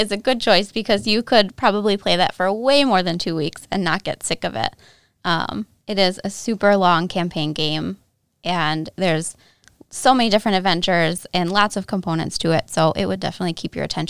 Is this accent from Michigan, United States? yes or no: yes; Michigan, United States; So I grew up in Northern Michigan. I'm a native here, but I went away for several years for school.